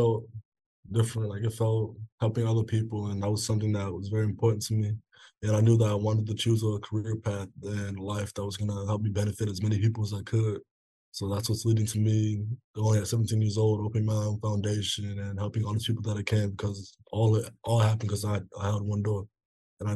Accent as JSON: {"language": "English", "region": "South Dakota", "country": "United States", "moved": "yes", "lives_now": "Lincoln, United States", "said": "I'm 17, and I'm originally from South Dakota. I live in Nebraska now"}